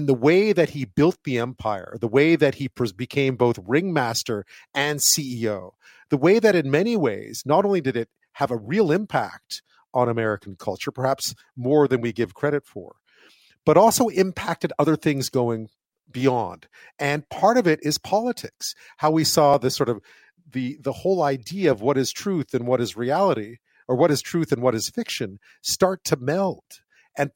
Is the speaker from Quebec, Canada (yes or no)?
yes; Montreal, Quebec, Canada; I grew up in Montreal